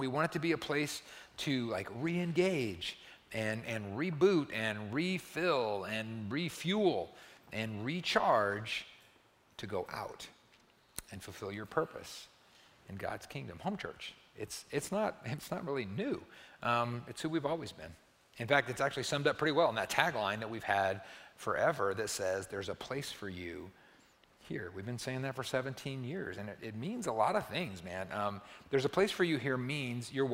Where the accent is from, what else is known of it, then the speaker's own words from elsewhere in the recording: Perryton, Texas, United States; I grew up in the Perryton, Texas, Oak Street Church of Christ